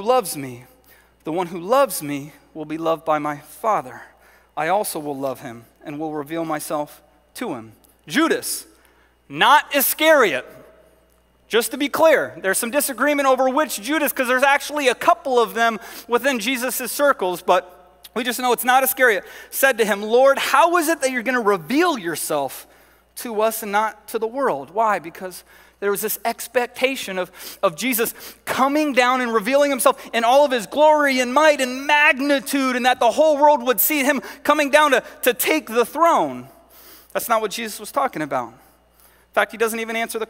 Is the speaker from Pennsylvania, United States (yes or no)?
no; Southern California, United States; moved away; I grew up in Southern California